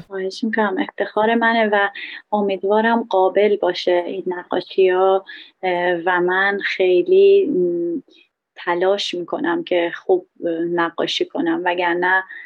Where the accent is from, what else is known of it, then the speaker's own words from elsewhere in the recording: Iran; moved away; الان که من یه بهایی هستم خارج از ایران